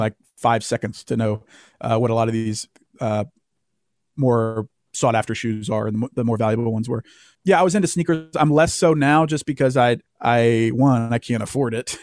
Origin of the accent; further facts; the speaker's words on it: the Southern United States, United States; growing up in the South